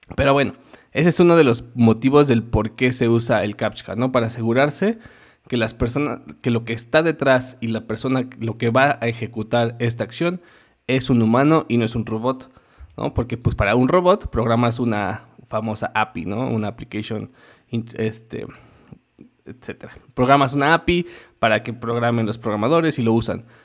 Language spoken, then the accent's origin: Spanish; Mexico; Como mexicano